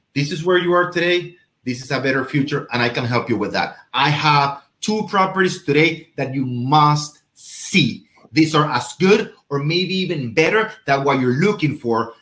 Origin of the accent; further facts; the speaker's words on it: Venezuela; moved away; I'm from Venezuela